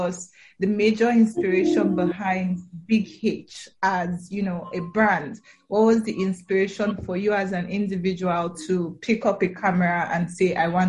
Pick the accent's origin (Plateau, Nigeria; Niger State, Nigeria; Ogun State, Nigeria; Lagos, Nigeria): Niger State, Nigeria; also born or lived in Edo State; now in Abuja, Nigeria; I was born in Niger State.